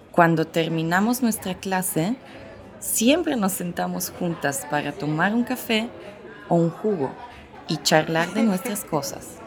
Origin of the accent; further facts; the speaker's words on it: Italy; first language Italian; Spanish is a second language; moved away as an adult; now in Mexico City, Mexico; soy italiana, pero vivo en Ciudad de México desde hace tres años.